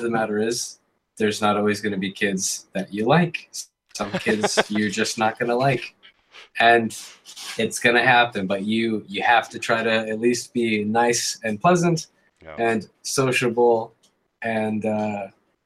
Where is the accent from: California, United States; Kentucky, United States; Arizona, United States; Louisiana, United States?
California, United States; Redondo Beach; also born or lived in Lewisburg, North Carolina; I was actually born in Redondo, California, and have lived most of my life in California